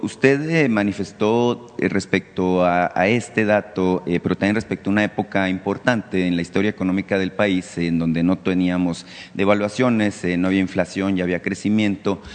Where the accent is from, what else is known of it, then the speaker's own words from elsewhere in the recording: Mexico; como mexicanos